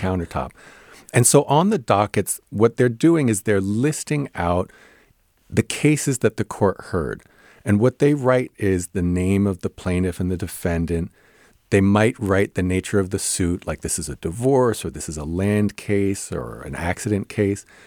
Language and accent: English; New Jersey, United States; I grew up in New Jersey